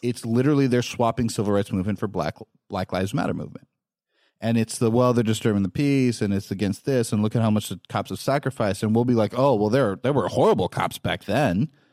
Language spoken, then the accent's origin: English; West Coast, United States; moved away; I come from the West Coast where everybody travels